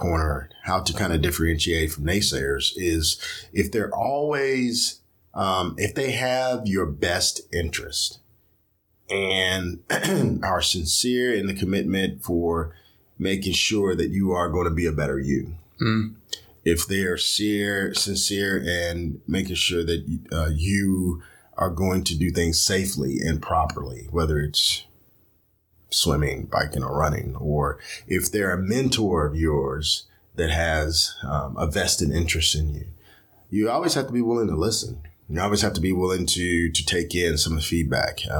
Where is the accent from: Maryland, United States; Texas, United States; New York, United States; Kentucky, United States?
Kentucky, United States; Louisville; I'm from Louisville, Kentucky.